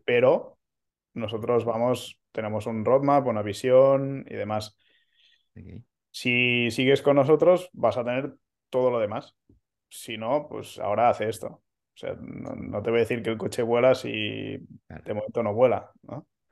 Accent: Manresa, Catalonia, Spain; moved away as an adult; now in Barcelona, Spain; soy de, cerca de Barcelona, eh, no, nací en, la ciudad, eh, soy de Manresa

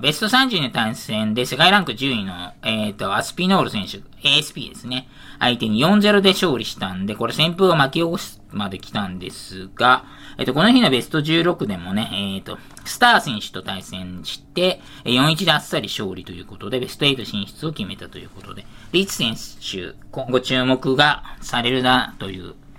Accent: Saitama, Japan; 私の地元埼玉なんですが

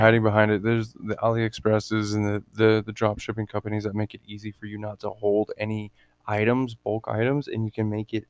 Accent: Texas, United States; moved away as an adult; now in Washington State, United States; I'm from Texas

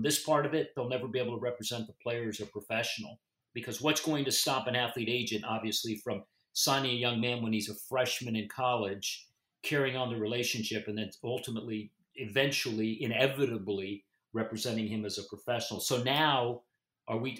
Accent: Florida, United States; I'm, I'm from Florida, I live in Florida, practice in Florida

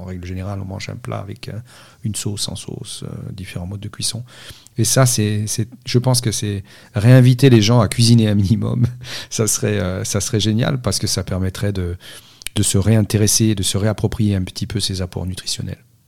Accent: Corsica, France; Je suis né en Corse et grandi en Corse

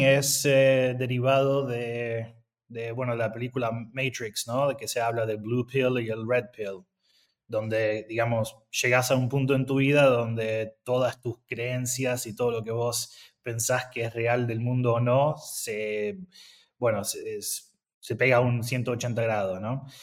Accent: Argentina; moved away; yo soy argentino

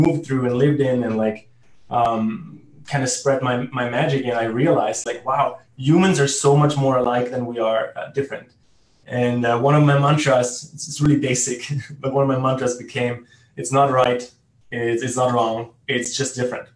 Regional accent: Germany; first language German; English is a second language; moved away as an adult; also born or lived in Italy / South America; I grew up in Germany

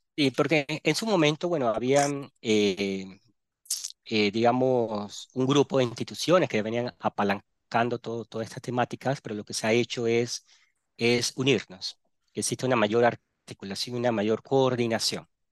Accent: Panama City, Panama; also born or lived in Barranquilla, Colombia; yo soy natal de Barranquilla, Colombia, costa atlántica de Colombia, me crié en Panamá, en la ciudad de Panamá

